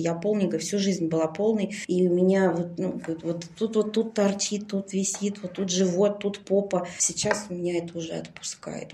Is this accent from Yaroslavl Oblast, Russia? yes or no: no; Krasnogorsk, Moscow Oblast, Russia; Я из Красногорска